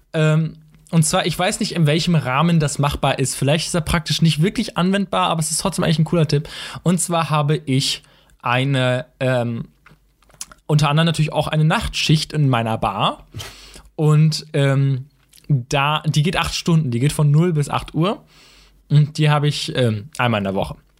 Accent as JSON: {"language": "German", "town": "Münster", "region": "North Rhine-Westphalia", "country": "Germany", "said": "ich komme aus Münster"}